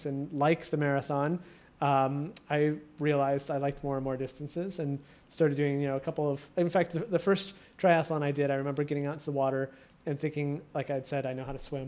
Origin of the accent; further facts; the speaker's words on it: Midwest, United States; moved away as an adult; I was moving east, because I'm from the Midwest